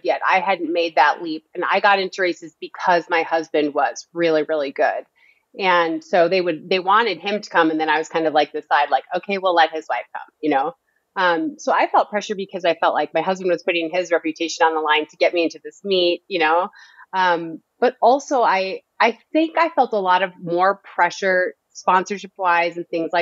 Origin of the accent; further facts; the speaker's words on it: Northern Minnesota, United States; I'm from Northern Minnesota.